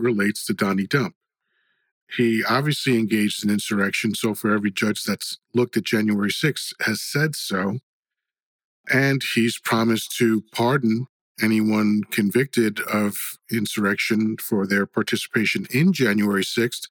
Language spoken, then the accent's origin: English; Dominican Republic; now in United States; I was born in the Dominican Republic.